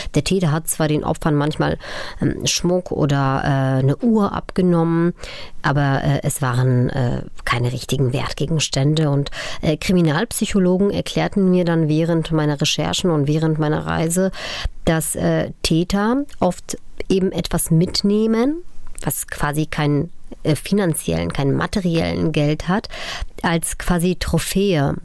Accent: Upper Silesia, Poland; Ich bin 1983 äh, in Oberschlesien äh, geboren

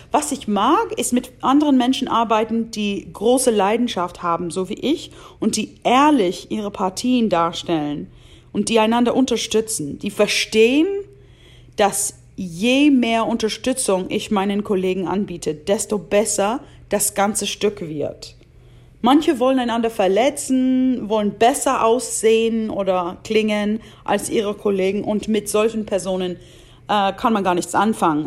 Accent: Washington, United States; moved away; Da ich groß geworden bin in Washington State

